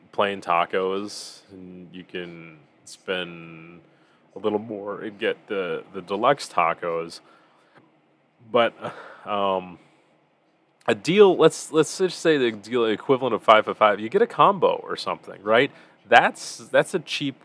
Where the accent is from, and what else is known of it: United States; born or raised there